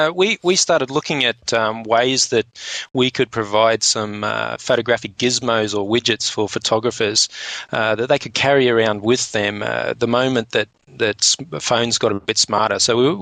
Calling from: Australia; And just remember, because I'm speaking from Australia, I'm actually speaking upside down at the moment.

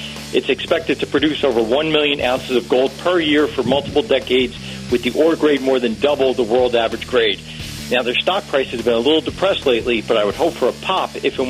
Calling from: Livingston, New Jersey, United States; Let me give you a big booyah from your neighboring town of Livingston, New Jersey.

